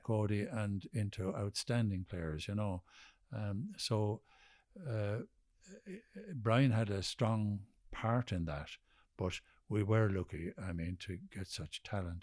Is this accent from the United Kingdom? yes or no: no; Kilkenny, Leinster, Ireland; I'm from Kilkenny